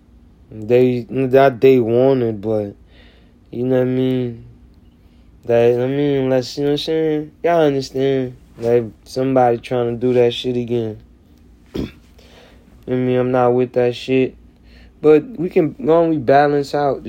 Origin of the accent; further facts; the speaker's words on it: the South, United States; I'm from the South